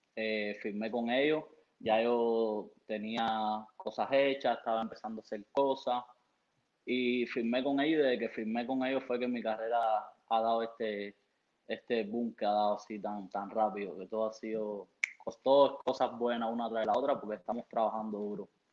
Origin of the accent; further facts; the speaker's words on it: Cuba; now in United States; en Cuba, sabe De donde yo, de donde yo provengo, mi país natal, eh, es, difícil, no es como aquí que hay un poco más de posibilidades